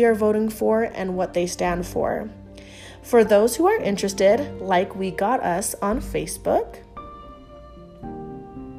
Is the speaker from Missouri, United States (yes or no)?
no; Salt Lake City, Utah, United States; moved away as an adult; also born or lived in California; now in Merced, United States; although I am studying in California, I was born and raised in Salt Lake City, Utah.